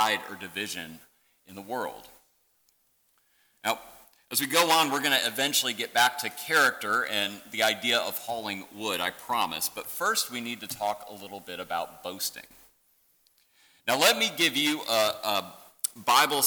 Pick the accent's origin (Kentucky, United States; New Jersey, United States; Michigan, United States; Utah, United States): Michigan, United States; central; I grew up in central Michigan